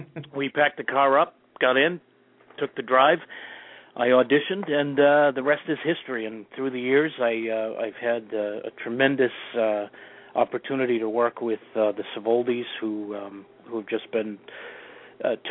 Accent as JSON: {"language": "English", "region": "Massachusetts", "country": "United States", "tie": "born or raised there", "said": "I'm from Massachusetts, and every month, religiously, we'd hop on the T, which is our transit system here in the area, and we'd go into Boston"}